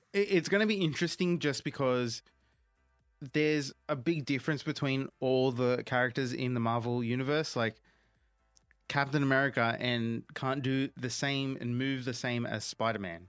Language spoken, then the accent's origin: English; India; as an Indian myself